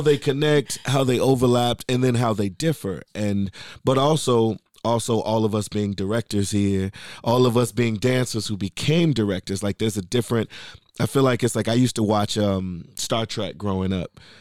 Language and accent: English; Chicago, Illinois, United States; I'm from the West Side